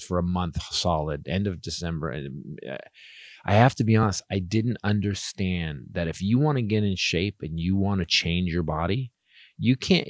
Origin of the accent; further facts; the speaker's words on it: Florida, United States; I'm also from Florida in the last generation.